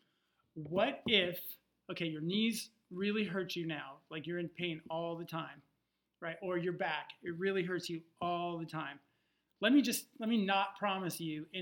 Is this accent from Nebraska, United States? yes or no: yes; Nebraska, United States; also born or lived in California; now in Daniel Island, South Carolina, United States; I grew up in Nebraska